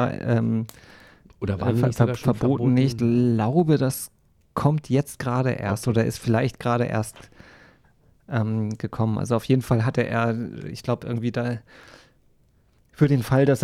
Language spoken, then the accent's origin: German; Schleswig-Holstein, Germany; ich bin ja nun in der plattdeutschen Ecke aufgewachsen in Nordfriesland und habe aber nie plattdeutsch gesprochen, wirklich.